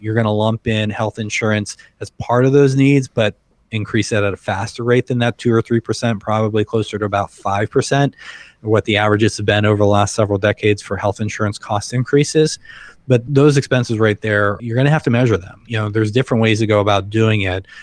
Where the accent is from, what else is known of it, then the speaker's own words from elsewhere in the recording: Western Pennsylvania, United States; moved away as an adult; now in Akron, United States; I grew up in Western Pennsylvania and came out here for grad school, you know, more than 20 years ago and been here ever since